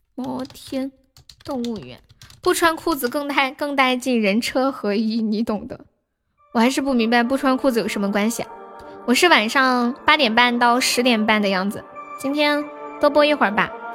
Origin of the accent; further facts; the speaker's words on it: Nanchong, Sichuan, China; 我是四川南充的